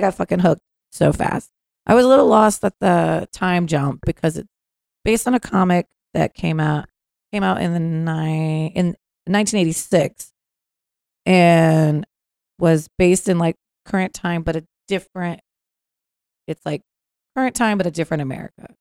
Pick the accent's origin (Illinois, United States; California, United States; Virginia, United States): Virginia, United States; Northern; I grew up in uh, Northern Virginia